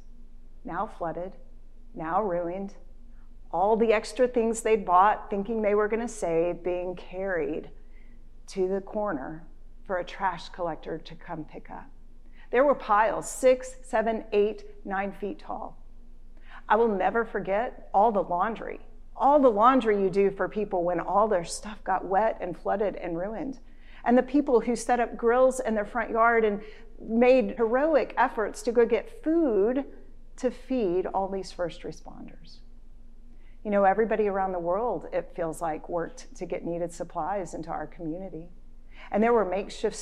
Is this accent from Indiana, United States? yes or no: no; Houston, Texas, United States; Houston, Texas, my hometown